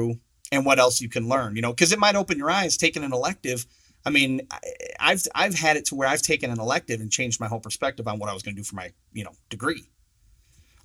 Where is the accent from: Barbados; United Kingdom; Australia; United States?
United States; Saginaw, Michigan; I'm from Saginaw, Michigan